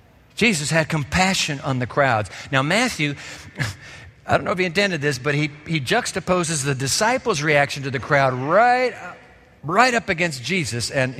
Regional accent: Japan; As a boy, you know, growing up in Japan, I was fascinated with the fish markets because Japan is a sea-bound nation

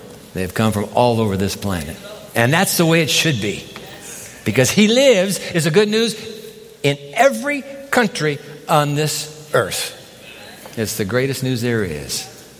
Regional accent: Japan; When I was a boy growing up in Japan as a missionary's kid, I heard about an African-American gospel singer named …

